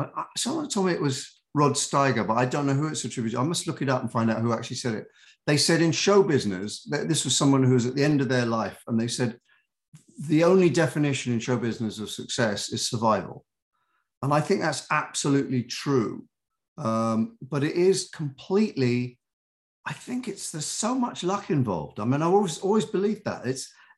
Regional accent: United Kingdom; accent: British; also born or lived in New York; now in United States; I've been here for 40 something years and I still have my accent. I still am very British in my heart

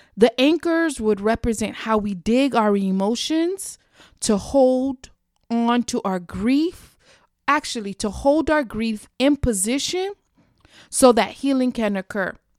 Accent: South Florida, United States; my hometown of South Florida

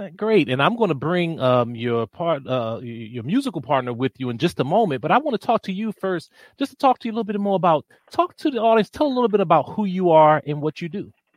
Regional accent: Washington, District of Columbia, United States; I'm from Washington, D.C.

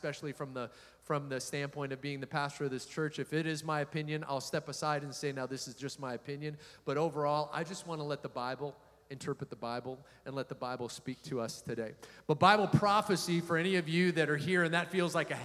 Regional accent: United States

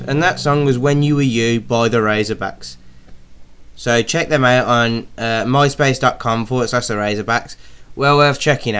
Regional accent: Birmingham, West Midlands, United Kingdom; we're from Birmingham

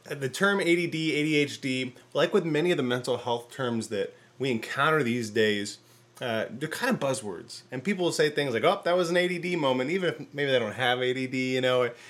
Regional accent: Port Huron, Michigan, United States; I grew up in Port Huron, Michigan.

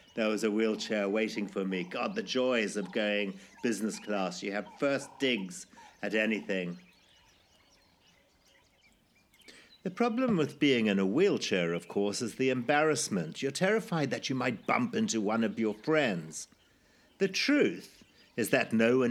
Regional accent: Zimbabwe; moved away; my life growing up in Zimbabwe, or formerly Rhodesia, in the 1960s and 70s.

